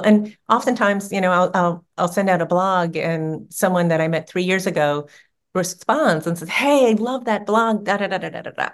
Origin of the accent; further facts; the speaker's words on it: New Orleans, Louisiana, United States; New Orleans, which is my hometown